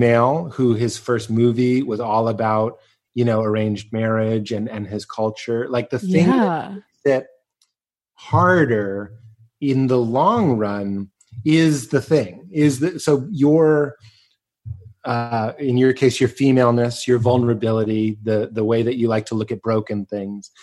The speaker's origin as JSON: {"language": "English", "town": "Lexington", "region": "Massachusetts", "country": "United States", "also_born_or_lived": "Chicago", "moved": "yes", "said": "I'm from Lexington, Massachusetts"}